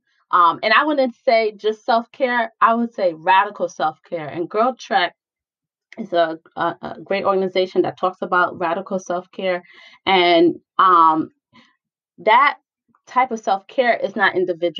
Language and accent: English; New York, United States; moved away; I'm originally from New York